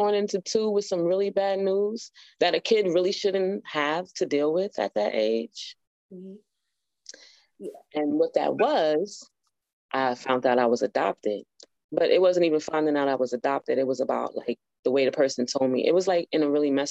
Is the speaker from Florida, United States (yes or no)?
no; New York, United States; I was born in New York